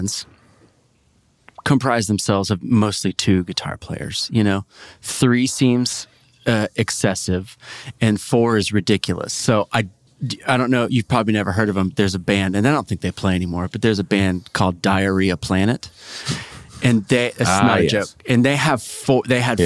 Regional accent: Oklahoma City, Oklahoma, United States; moved away; also born or lived in Santa Barbara; I'm from Oklahoma City

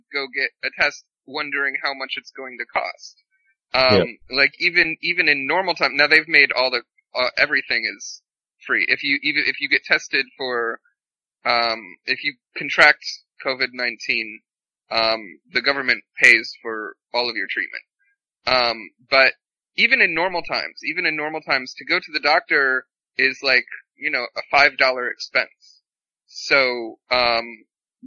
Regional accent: United States; now in South Korea; I have this unique perspective as an American

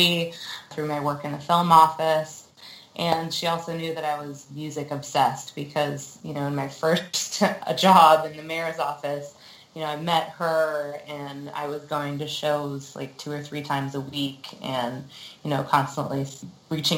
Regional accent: San Francisco, California, United States; I was raised in San Francisco, so I guess I'm what you would call a San Francisco native

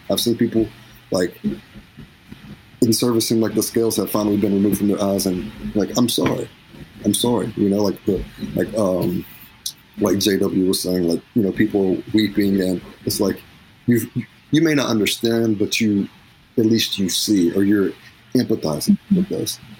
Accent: Cleveland, Tennessee, United States; I'm from Cleveland, Tennessee.

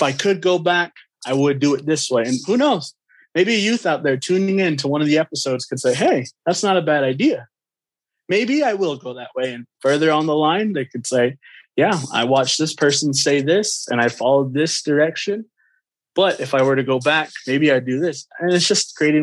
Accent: United States; I grew up on the Navajo Nation reservation for most of my life, and I still reside on the res

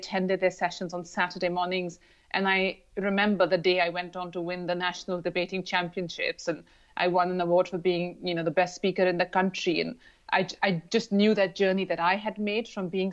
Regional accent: Lahore, Punjab, Pakistan; moved away; also born or lived in London / Dubai; I grew up in Lahore in Pakistan

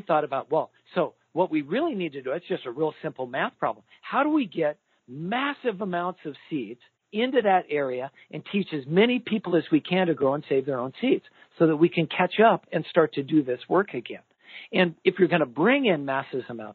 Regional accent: Idaho, United States; I grew up in Idaho

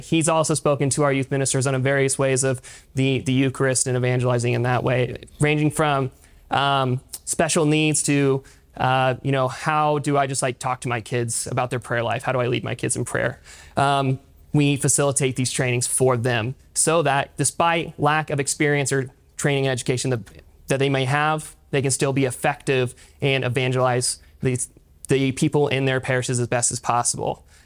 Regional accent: Pryor, Oklahoma, United States; I grew up in Pryor, attending uh, St. Mark's parish up there.

